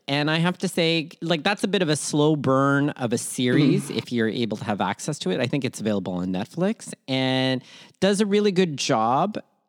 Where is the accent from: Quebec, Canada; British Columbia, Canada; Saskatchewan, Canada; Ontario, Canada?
Ontario, Canada; Toronto; also born or lived in Manila, Philippines; born in Manila, Philippines, raised in Toronto, Canada, and schooled all over southwestern Ontario.